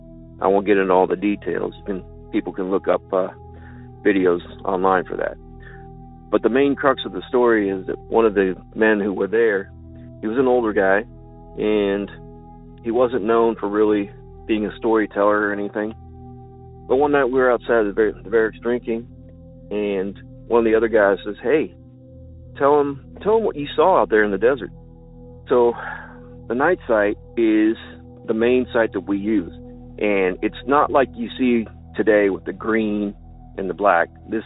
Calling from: Illinois, United States; from Land of Lincoln.

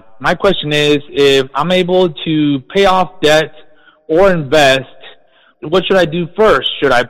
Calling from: San Antonio, Texas, United States; I'm calling here from San Antonio.

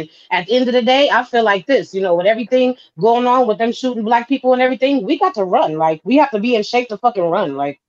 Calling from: California, United States; I'm from California.

